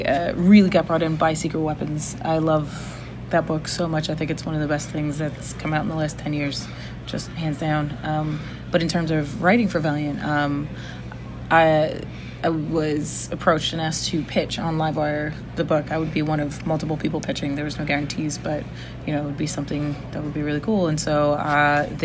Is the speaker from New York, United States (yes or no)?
yes; New York, United States; as a New Yorker